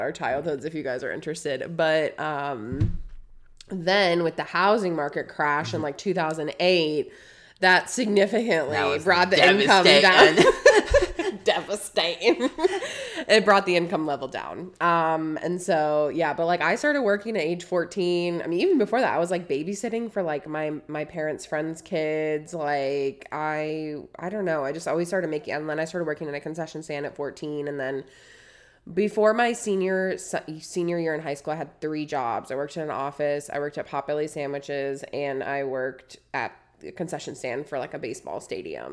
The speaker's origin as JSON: {"language": "English", "region": "Wisconsin", "country": "United States", "tie": "born or raised there", "moved": "as an adult", "lives_now": "Texas, United States", "said": "I grew up in Wisconsin"}